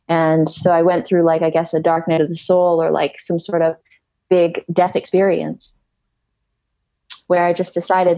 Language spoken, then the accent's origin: English; Ontario, Canada; moved away as an adult; also born or lived in Kelowna, British Columbia; I'm originally from Ontario